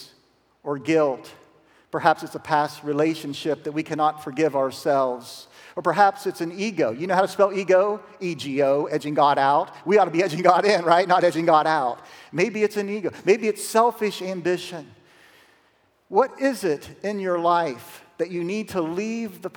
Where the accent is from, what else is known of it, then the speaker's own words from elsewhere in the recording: Zanesville, Ohio, United States; A little lady from Zanesville, Ohio. That's my hometown